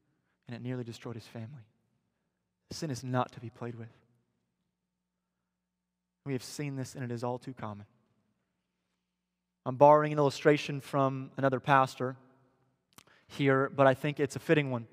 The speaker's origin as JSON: {"language": "English", "region": "Missouri", "country": "United States", "moved": "yes", "lives_now": "Tampa, United States", "said": "I'm from Missouri, where Pierce is from"}